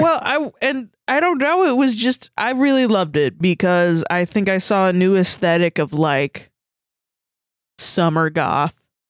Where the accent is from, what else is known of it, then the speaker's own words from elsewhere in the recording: Atlanta, Georgia, United States; now in Orlando, United States; I'm from Atlanta, and so I moved from Atlanta to here